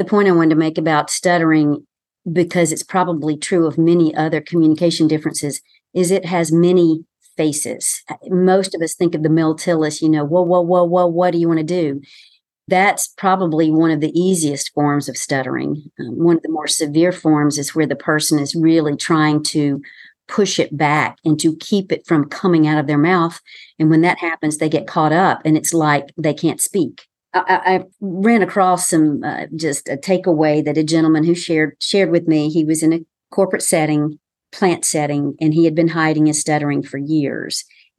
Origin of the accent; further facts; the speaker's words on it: the South, United States; accent: Southern; I, too, have worked on my accent and still sound like I'm from the South, and I can be much more relaxed, as you know, and sound much more Southern